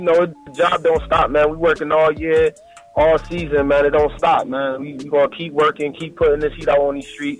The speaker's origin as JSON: {"language": "English", "town": "Hartford", "region": "Connecticut", "country": "United States", "said": "I'm from Hartford, man, Hartford, Connecticut"}